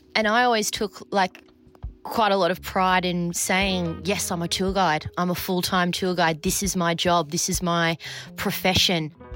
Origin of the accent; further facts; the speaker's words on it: Australia; moved away as an adult; also born or lived in Berlin, Germany; being in Berlin as an Australian who didn't have a European passport